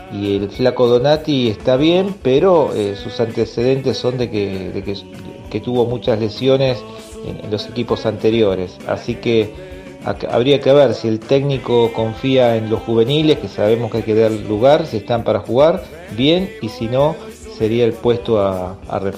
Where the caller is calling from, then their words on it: Buenos Aires, Argentina; de Mataderos.